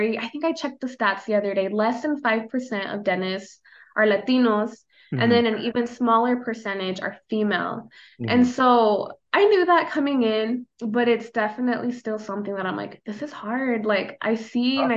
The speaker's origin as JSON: {"language": "English", "region": "Idaho", "country": "United States", "tie": "born or raised there", "first_language": "Spanish", "second_language": "English", "moved": "as an adult", "lives_now": "Omaha, United States", "said": "growing up in Idaho, there's a lot of outdoor stuff"}